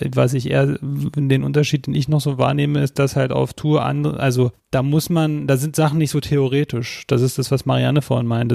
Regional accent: Berlin, Germany; wir sind beide aufgewachsen in Ostberlin

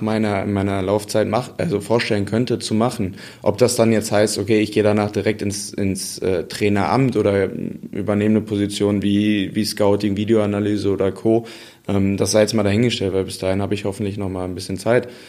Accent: Dortmund, North Rhine-Westphalia, Germany; ob ich als Dortmunder

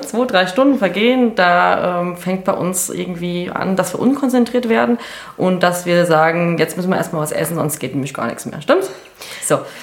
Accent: Hesse, Germany; accent: Hessian; Wir sind ja aus Hessen

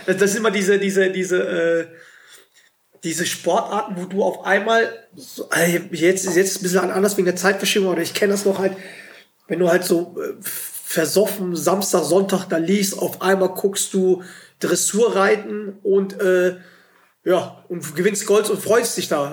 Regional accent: Germany; wir als, als Deutsche

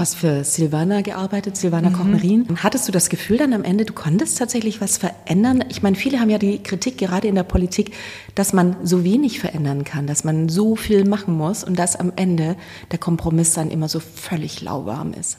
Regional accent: Stuttgart, Baden-Württemberg, Germany; ich bin in Stuttgart geboren. Es war sehr konservativ. ja. Wir sind dann aufs Land gezogen

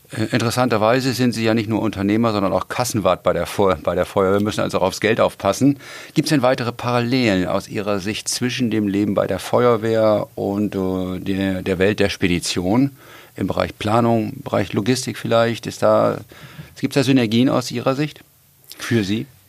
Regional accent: Hamburg, Germany; als Hamburger

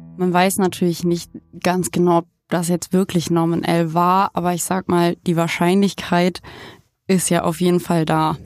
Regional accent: Germany; ich komme aus Palingen, aus Herrenburg, aus Eichholz

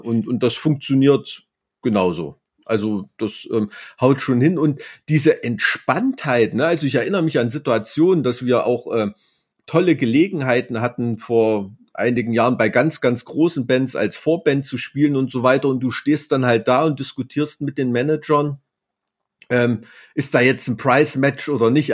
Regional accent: East Germany, Germany; ich bin da in der DDR als Kind aufgewachsen

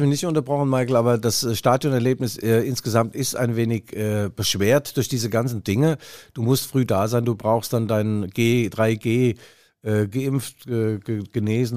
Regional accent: Mainz, Rhineland-Palatinate, Germany; moved away; Ich war zwei Tage in Mainz, meiner alten Heimat

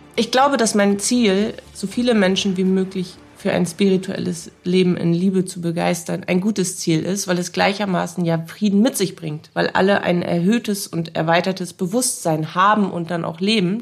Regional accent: Bremen, Germany; Ich wurde in Bremen geboren 1983

